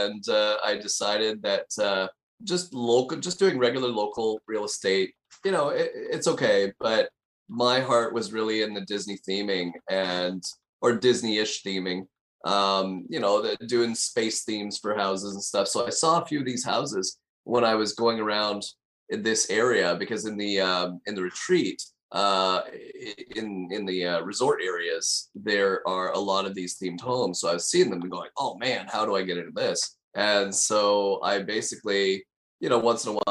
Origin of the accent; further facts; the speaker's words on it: Canada; moved away as an adult; also born or lived in Montreal, Canada; now in Davenport, United States; I'm a Canadian originally, and I was a financial advisor in Montreal, Canada for about 12 years.